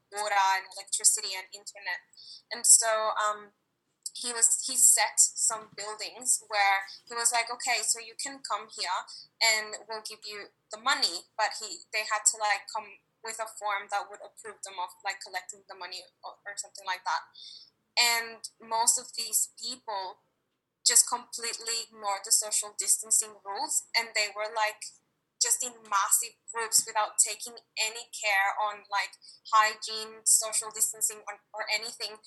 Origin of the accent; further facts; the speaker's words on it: El Salvador; moved away as an adult; now in Australia; I'm originally from El Salvador in Central America